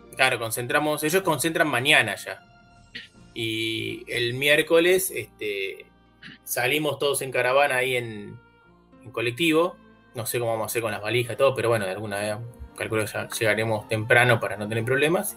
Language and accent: Spanish; Argentina; soy bastante argentino